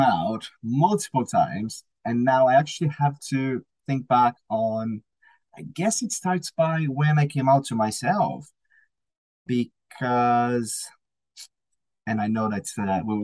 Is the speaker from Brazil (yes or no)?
yes; Brazil; also born or lived in United States; I moved from Brazil to the States for a short period of time to do some sort of like an internship